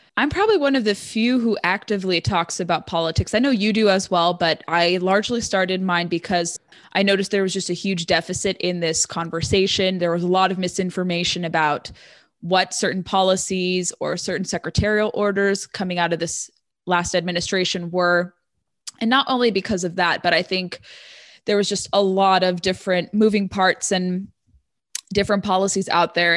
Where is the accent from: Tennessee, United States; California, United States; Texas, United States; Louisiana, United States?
California, United States; Orange County, Southern; moved away as an adult; also born or lived in San Diego; now in Northern Virginia, United States; I'm originally from Southern California in what they call Reagan country, Orange County, born and raised there